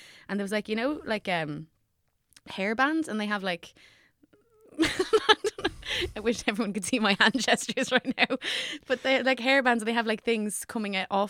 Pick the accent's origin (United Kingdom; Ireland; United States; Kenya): Ireland; Dublin, Leinster; I'm from Rathfarnham.